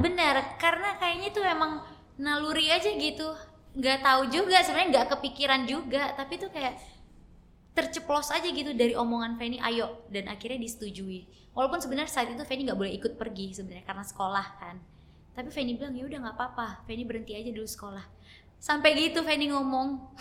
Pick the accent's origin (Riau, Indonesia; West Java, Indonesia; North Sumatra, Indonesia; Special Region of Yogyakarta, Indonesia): Riau, Indonesia; Dumai; also born or lived in Jakarta; langsung ke Dumai. Umur 6 bulan